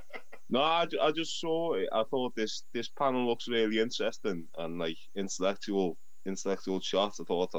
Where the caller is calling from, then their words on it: Liverpool, North West England, United Kingdom; I'm calling from England, Liverpool, England.